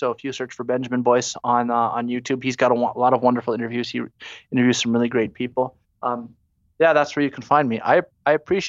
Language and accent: English; Canada; as a Canadian